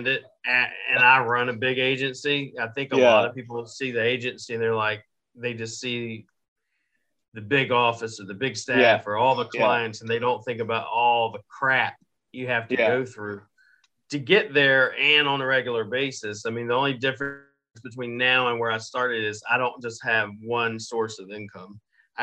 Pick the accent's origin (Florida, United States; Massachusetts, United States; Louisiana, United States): Florida, United States; Jacksonville; moved away as an adult; also born or lived in Birmingham, Alabama / Brunswick, Georgia / Baltimore, Maryland / West Virginia; now in Philippines; I was born and raised in Jacksonville, Florida